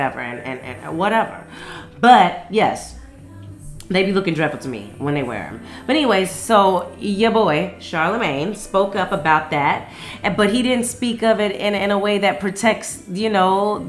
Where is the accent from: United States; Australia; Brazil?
United States; Las Vegas, Nevada; now in Atlanta, United States; my hometown in the city of Las Vegas